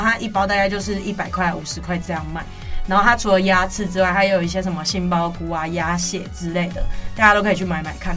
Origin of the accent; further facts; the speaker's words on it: Tainan, Taiwan; 本身我是台南人